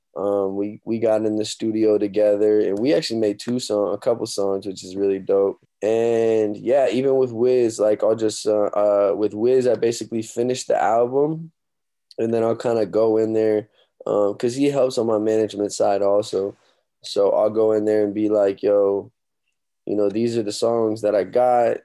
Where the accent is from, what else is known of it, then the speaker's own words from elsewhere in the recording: Omaha, Nebraska, United States; my hometown, Omaha, Nebraska